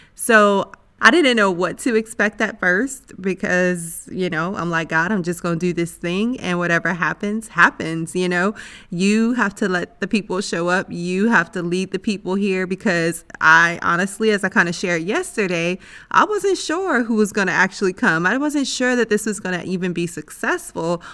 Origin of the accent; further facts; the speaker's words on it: United States; That's my home country